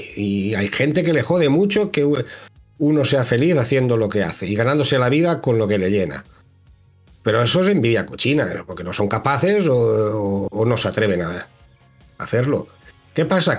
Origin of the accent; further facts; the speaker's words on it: Ibi, Valencian Community, Spain; de inyección de plástico en IBI, en mi pueblo